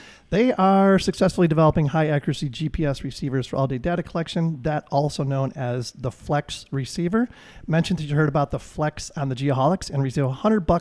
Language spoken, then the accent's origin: English; Chicago, Illinois, United States; my hometown of Chicago